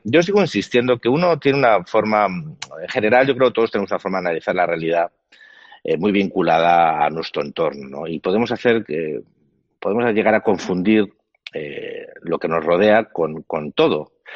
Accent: Spain; yo como español

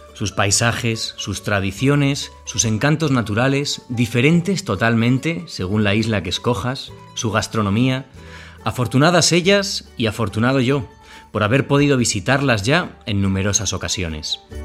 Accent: Basque Country, Spain; como vasco que soy

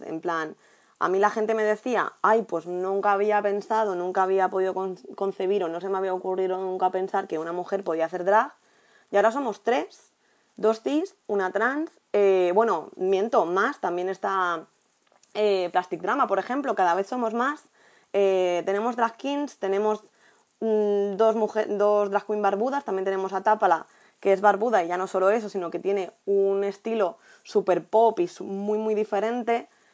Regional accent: Albacete, Castilla-La Mancha, Spain; moved away as an adult; now in Valencia, Spain; mi pueblo, en Albacete

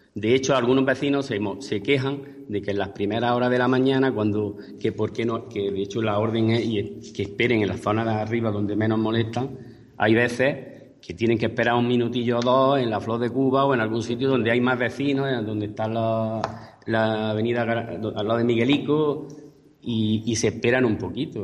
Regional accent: Spain; los, vecinos de Alfacas, que entre ellos estoy yo

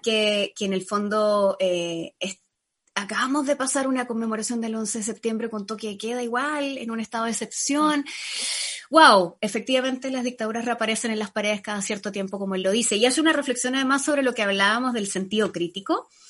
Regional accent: Panama; now in Chile; Yo crecí en Panamá

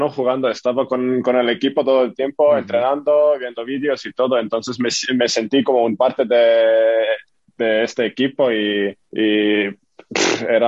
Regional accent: Estonia; now in Vitoria, Spain; porque en Estonia no tenemos un equipo

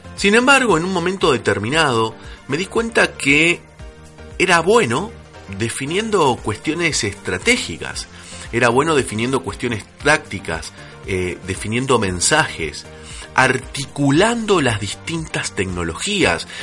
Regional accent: Argentina; como buen argentino

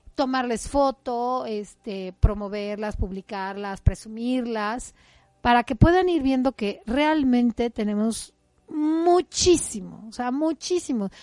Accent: Mexico; Mi madre tierra me acoge y me recibe cuando he nacido y me da una identidad. Soy mexicana. Nací en un país que lo tiene todo

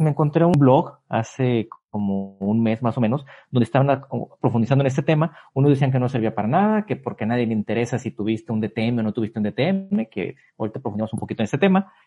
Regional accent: Mexico; me empecé a hacer turista en mi país

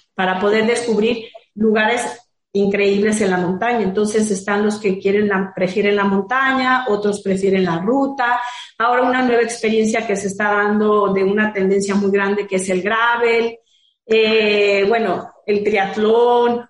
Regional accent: Guadalajara, Jalisco, Mexico; moved away as an adult; now in Puerto Vallarta, Mexico; Yo soy de Guadalajara también, pero desde hace 10 años estoy acá en Vallarta

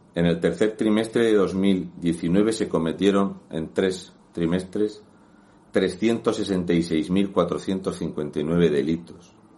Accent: Region of Murcia, Spain; un murciano encabronado

